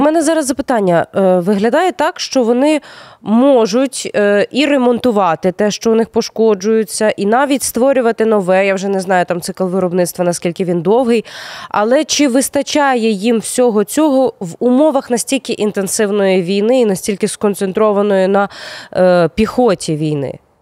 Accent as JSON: {"language": "Ukrainian", "region": "Crimea", "country": "Ukraine", "tie": "born or raised there", "moved": "yes", "said": "мої земляки з моєї малої батьківщини з окупованого поки що Криму"}